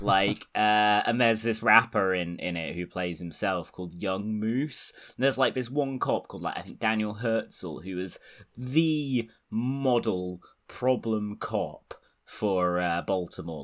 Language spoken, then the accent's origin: English; United Kingdom; I'm British